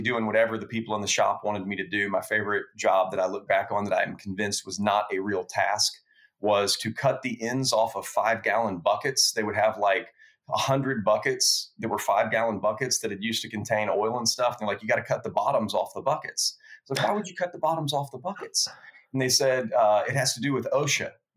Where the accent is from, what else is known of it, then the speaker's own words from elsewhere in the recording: Lake Charles, Louisiana, United States; moved away as an adult; also born or lived in Baton Rouge, Louisiana; I moved back home from Baton Rouge, where I went to LSU, went back to Lake Charles, Louisiana, lived with my family there for a year